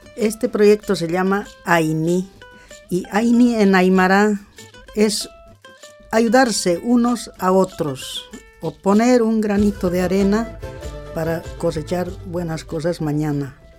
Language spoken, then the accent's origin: Spanish; Argentina; Yo soy de Argentina, pero tengo descendencia boliviana.